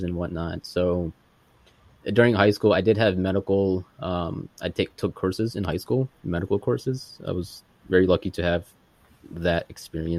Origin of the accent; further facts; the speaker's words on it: New Jersey, United States; also born or lived in Massachusetts; I was born in Massachusetts. After they left Massachusetts. They came down to New Jersey, which where I'm at right now